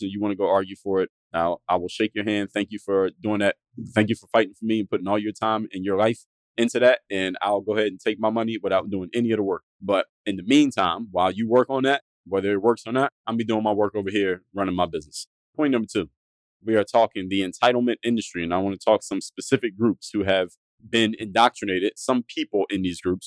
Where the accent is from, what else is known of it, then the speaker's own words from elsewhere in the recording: United States; I have two black parents, and I grew up here in America